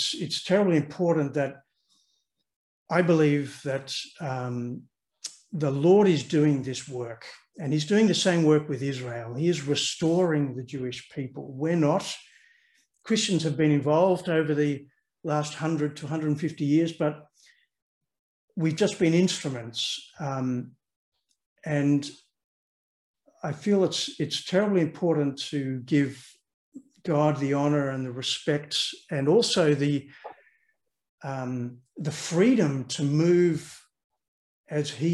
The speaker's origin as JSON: {"language": "English", "country": "Australia", "tie": "born or raised there", "also_born_or_lived": "London", "moved": "as an adult", "lives_now": "Netherlands", "said": "So I grew up in Australia. I'm an Australian. You probably hear that in my accent"}